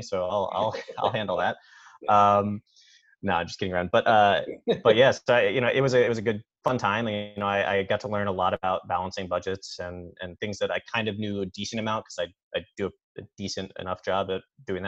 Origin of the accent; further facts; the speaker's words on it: Philadelphia, Pennsylvania, United States; moved away; from the Philadelphia area